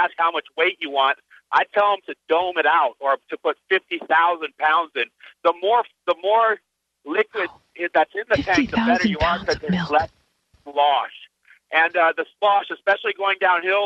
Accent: Phoenix, Arizona, United States; my hometown of Phoenix, Arizona

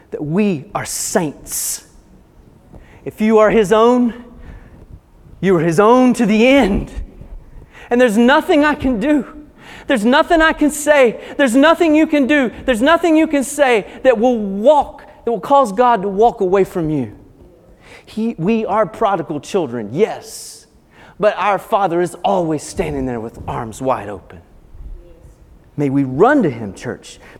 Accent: Appalachia, United States; Now, I, like I said earlier, I grew up in the Appalachian Mountains

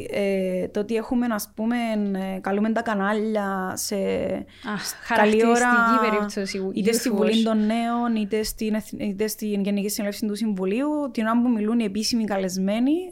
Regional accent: Cyprus; accent: Cypriot Greek; also born or lived in Athens

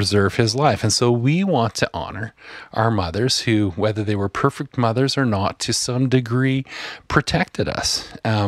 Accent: Asquith, Saskatchewan, Canada; the little house that I grew up in Asquith, Saskatchewan

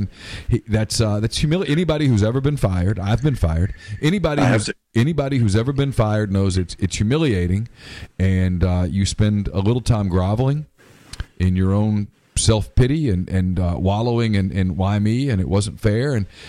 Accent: Louisiana, United States; I'm from Louisiana.

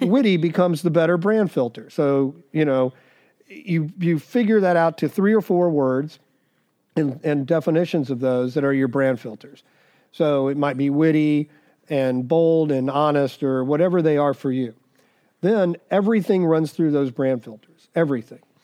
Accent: Dallas, Texas, United States; also born or lived in Missouri / Arizona; now in Nashville, United States; I grew up in Dallas

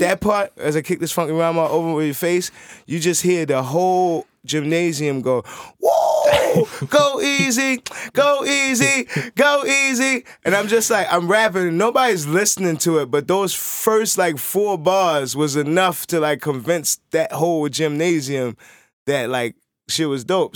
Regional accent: Baltimore, Maryland, United States; also born or lived in New York City, New York; I grew up in Baltimore City

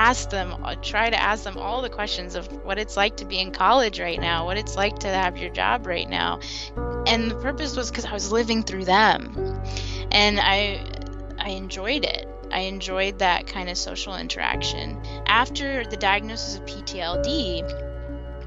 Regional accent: Huntsville, Alabama, United States; I was born in Huntsville, Alabama, in the South. Growing up in Alabama, I had a very thriving childhood

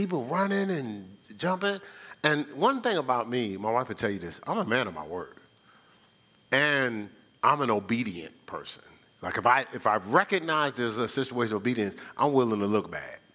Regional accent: Newark, New Jersey, United States; I'm from Newark

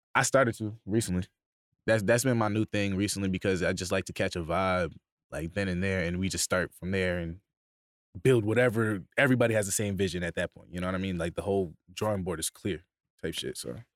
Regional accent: Bay Shore, New York, United States; originally I'm from Bayshore, New York, on, it's on, in Long Island

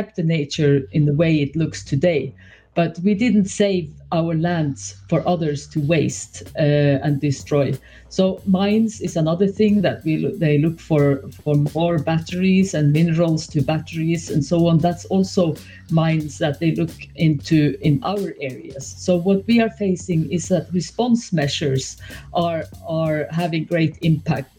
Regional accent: Norway; I'm from Norway

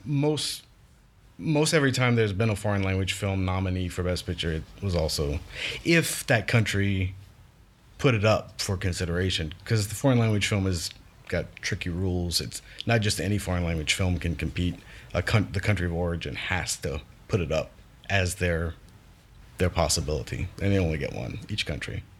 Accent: Larose, Louisiana, United States; I was born and raised in Louisiana, down the bayou, Lafouche Parish, La Rose spe-, specifically

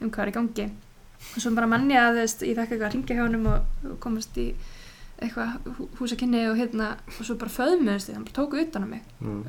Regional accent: Iceland; moved away as an adult; also born or lived in United States; vera búin að alast upp á Íslandi, sérstaklega þú veist, þegar maður er út á landi

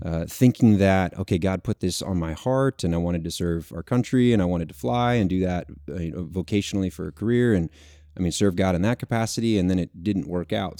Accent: Texas, United States; I'm from Texas originally, born and raised

